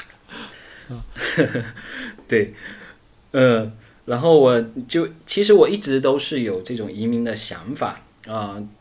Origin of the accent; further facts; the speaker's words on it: Fuzhou, Fujian, China; 我是出生在福建，呃，福州这边，然后呢，呃，实际上我们福建这边也是比较著名的侨乡，所以，呃，从小就有一颗向南洋的心